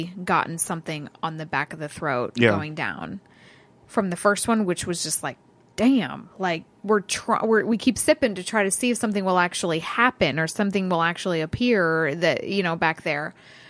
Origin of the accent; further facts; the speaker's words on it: Ireland; Because you already have some from my hometown of Ireland.